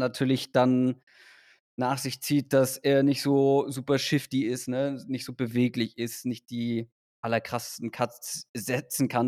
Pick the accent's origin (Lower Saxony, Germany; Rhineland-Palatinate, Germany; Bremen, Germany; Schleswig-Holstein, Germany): Schleswig-Holstein, Germany; ich bin ja wirklich äh, quasi auf dem Dorf in Schleswig-Holstein dann zur Schule gegangen.